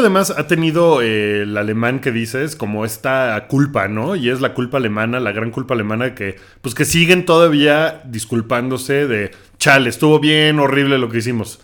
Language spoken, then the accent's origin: Spanish; Mexico; soy mexicano